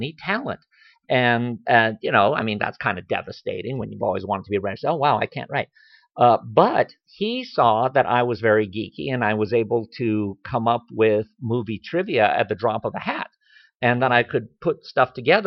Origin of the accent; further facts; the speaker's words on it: Washington, District of Columbia, United States; moved away; also born or lived in Japan; I was born in Washington, D.C., and my family has actually been in the U.S. since the 19-teens